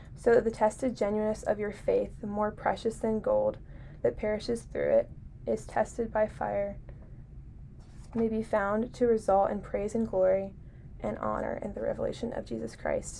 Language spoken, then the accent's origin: English; Harrisonburg, Virginia, United States; I'm from Harrisonburg